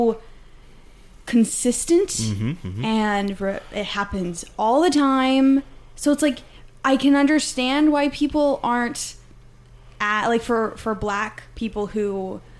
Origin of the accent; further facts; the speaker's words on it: Canada; as a Canadian